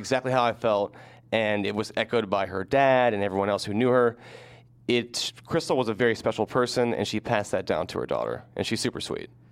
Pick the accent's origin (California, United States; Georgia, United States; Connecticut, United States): Georgia, United States; my home state of Georgia